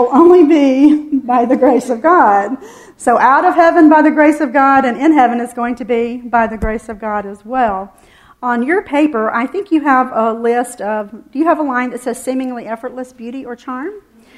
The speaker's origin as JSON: {"language": "English", "region": "the South", "country": "United States", "said": "I'm from the South"}